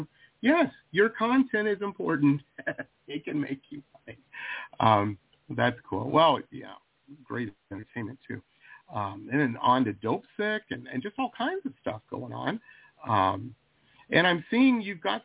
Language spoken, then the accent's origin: English; Detroit, Michigan, United States; now in South Florida, United States; I grew up in Detroit